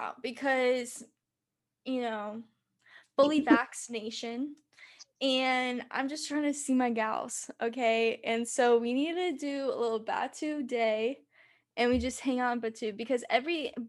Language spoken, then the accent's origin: English; Southern California, United States; I'm from Southern California